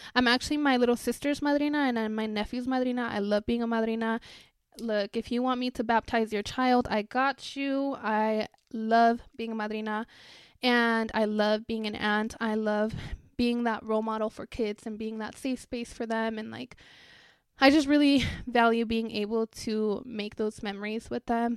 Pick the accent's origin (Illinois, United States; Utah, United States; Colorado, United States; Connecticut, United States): Colorado, United States; Greeley; also born or lived in Parral, Chihuahua, Mexico / El Tule, Chihuahua, Mexico / Thornton, Colorado; now in Denver, United States; I actually grew up in Greeley